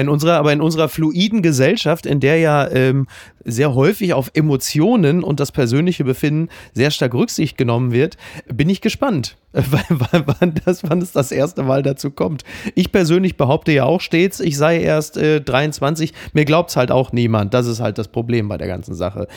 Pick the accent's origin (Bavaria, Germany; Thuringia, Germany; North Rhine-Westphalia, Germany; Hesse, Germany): North Rhine-Westphalia, Germany; Dortmund area; ich als jemand, der aus der Gegend kommt